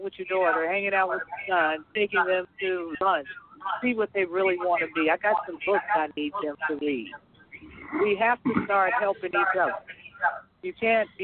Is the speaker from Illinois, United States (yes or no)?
yes; Chicago, Illinois, United States; we were growing up in Chicago, and I lived, like, on 59th and Michigan